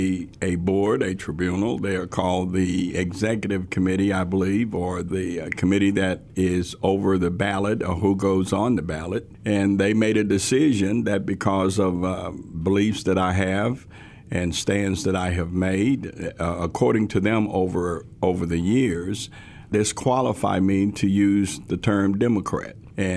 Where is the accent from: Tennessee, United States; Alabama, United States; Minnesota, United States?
Tennessee, United States; also born or lived in Memphis; Crockett County, where we moved from Memphis to that small town, which is a wonderful small town up in West Tennessee. We integrated the schools in 1968.